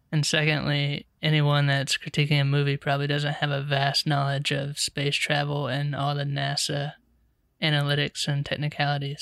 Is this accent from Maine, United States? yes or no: no; Charlotte, North Carolina, United States; I'm a writer director from Charlotte, North Carolina